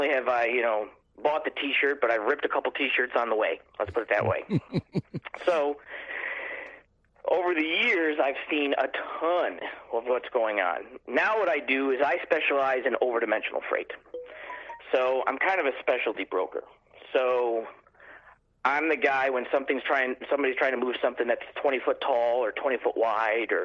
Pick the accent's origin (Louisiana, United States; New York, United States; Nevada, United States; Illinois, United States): New York, United States; Buffalo; born or raised there